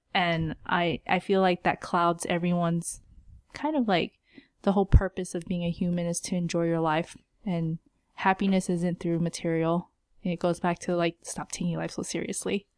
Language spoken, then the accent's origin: English; United States; we were raised in America